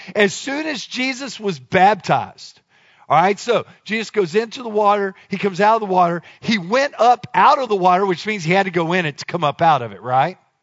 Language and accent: English; Dallas, Texas, United States; moved away; I'm from Dallas